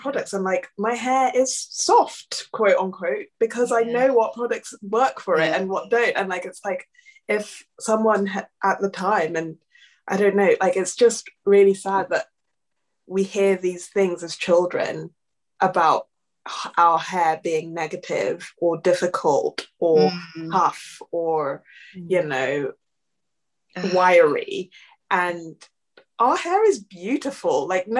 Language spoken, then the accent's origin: English; Zambia; also born or lived in Ivory Coast; I grew up I grew up half in Zambia, Ivory Coast here, but I remember it, even in Ivory Coast, I would literally run away from the hairdressers